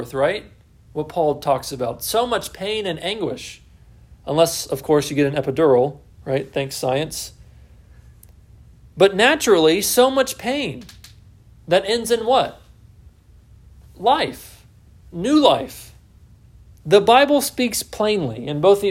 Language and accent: English; Texas, United States; also born or lived in Southwest Virginia; now in Virginia, United States; I'm from Texas